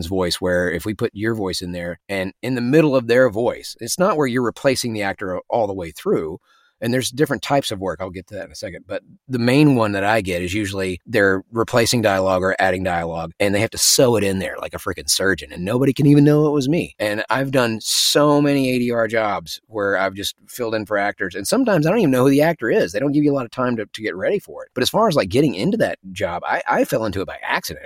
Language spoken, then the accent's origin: English; Memphis, Tennessee, United States; accent: Southern; moved away; my accent's got a little bit of Southern in it because I'm from Memphis. My Memphis accent is not so strong